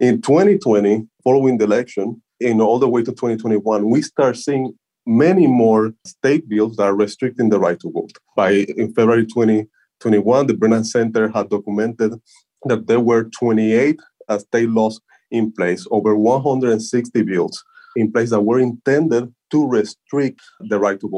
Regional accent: Puerto Rico; So I come from Puerto Rico, and Puerto Rico is one of the largest episodes of current disenfranchisement we have right now in the United States.

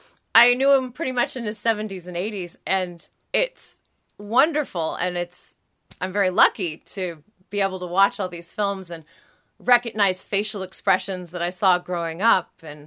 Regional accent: San Diego, California, United States; I grew up here in San Diego. I went to UCSD.

